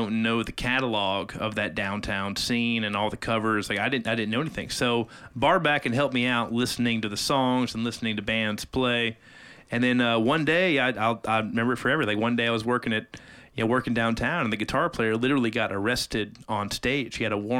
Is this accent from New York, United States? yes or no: no; Arkansas, United States; now in Nashville, United States; I'm from Arkansas.